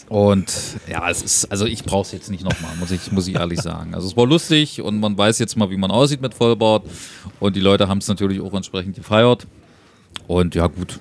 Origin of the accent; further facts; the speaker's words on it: Germany; als Deutscher